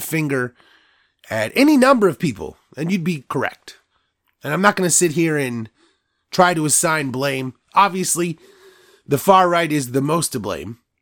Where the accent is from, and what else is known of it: United States